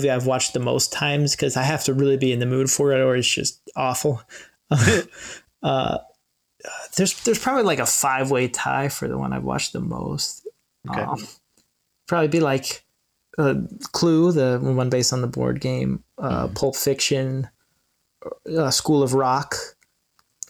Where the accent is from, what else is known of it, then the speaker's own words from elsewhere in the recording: Los Angeles, California, United States; I've grown up